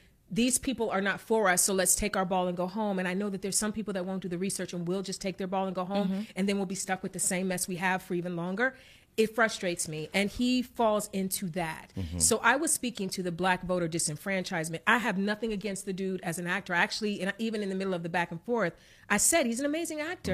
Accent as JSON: {"language": "English", "town": "East Cleveland", "region": "Ohio", "country": "United States", "said": "I'm from East Cleveland"}